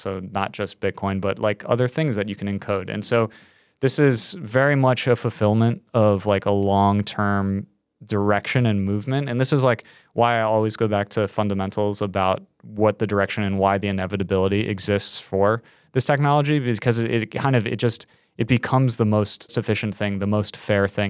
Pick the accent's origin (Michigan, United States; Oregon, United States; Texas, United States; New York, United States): New York, United States; As a New Yorker